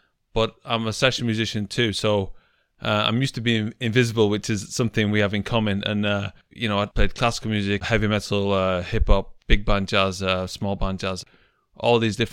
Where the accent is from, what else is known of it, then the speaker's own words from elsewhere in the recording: Manchester, North West England, United Kingdom; moved away as an adult; now in Japan; I'm from Manchester in England